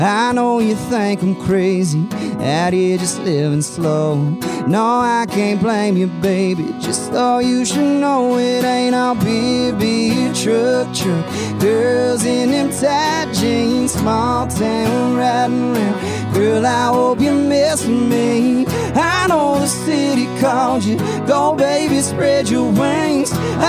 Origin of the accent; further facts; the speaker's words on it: Austin, Texas, United States; Born and raised in Austin, Texas. I actually never lived anywhere else till I moved here.